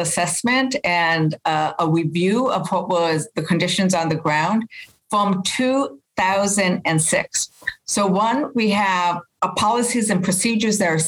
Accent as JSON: {"language": "English", "town": "Las Vegas", "region": "New Mexico", "country": "United States", "tie": "born or raised there", "said": "I'm from Las Vegas, New Mexico. So the land that has been scorched, those are the places that hold the memories of when I was a kid"}